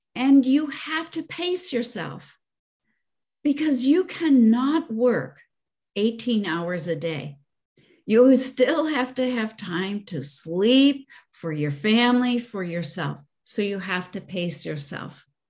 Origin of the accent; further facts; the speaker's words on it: Chicago, Illinois, United States; I grew up in the Chicago area